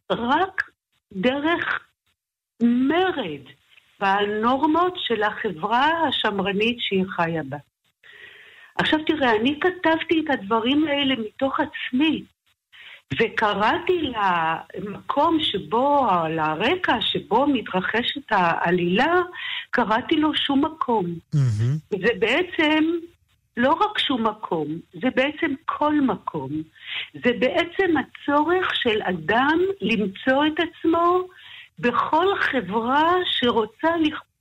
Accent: Jerusalem, Jerusalem District, Israel; moved away; also born or lived in Tel Aviv; אני נולדתי במאה שערים, כידוע לך. Mm-hmm. אה, ואחר כך כשאבי חזר בשאלה ועברנו לגור בתל אביב

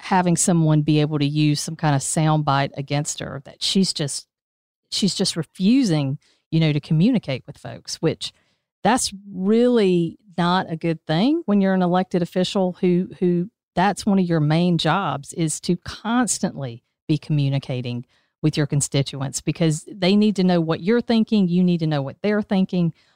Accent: United States; I'm from Dodge County

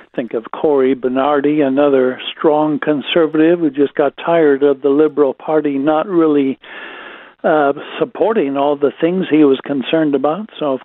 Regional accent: United States; now in Australia; I'm an American

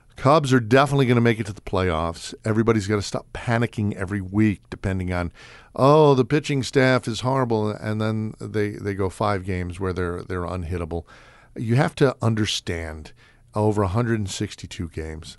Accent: New York City, New York, United States; moved away; I grew up in New York City

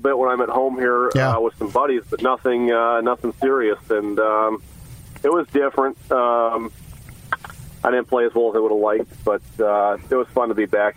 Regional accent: Fargo, North Dakota, United States; now in Fort Worth, United States; I'm the fourth player on the PGA Tour from North Dakota

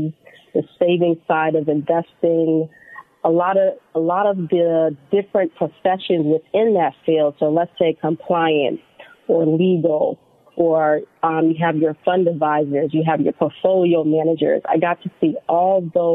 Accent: Boston, Massachusetts, United States; I grew up in Boston, Massachusetts.

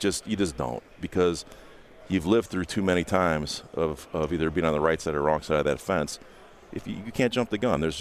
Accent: Indiana, United States; my roots run much deeper than the Colts. I'm from Indiana.

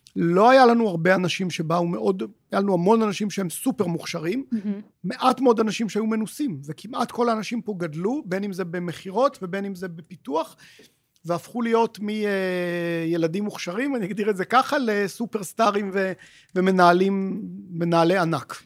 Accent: Israel; בתור ישראלים

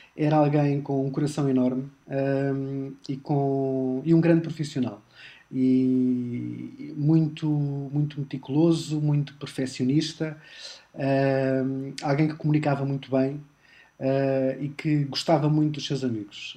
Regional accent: Lisbon, Portugal; eu nasci em Lisboa, uh, mas o meu pai é do Montijo e a minha mãe é de uma, de uma, de uma aldeia perto de Braga

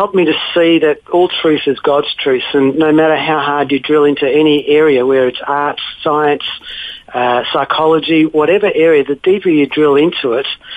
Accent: Melbourne, Victoria, Australia; also born or lived in Lebanon; growing up in Melbourne

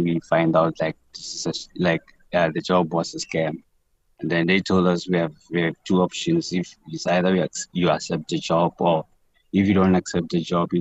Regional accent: Masilonyana, Free State, South Africa; moved away as an adult; the community from my hometown, Masilonyana

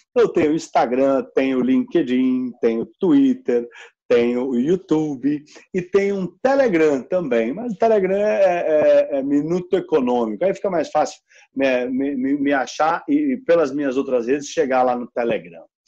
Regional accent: São Paulo, Brazil; eu cresci aqui no Itaimbibi, então eu sou realmente um filho do condado aqui da Faria Lima

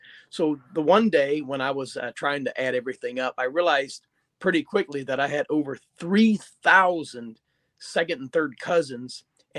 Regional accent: Kenton, Ohio, United States; Kenton, Ohio was formed in the 1950s, early 1950s. And my grandfather was actually the very first family to move in.

